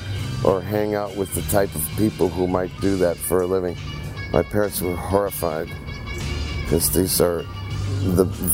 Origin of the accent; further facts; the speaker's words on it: Cleveland, Ohio, United States; also born or lived in Pittsburgh, Pennsylvania; I was raised in Cleveland, Ohio, born in Pittsburgh, Pennsylvania, but raised in the land of Cleves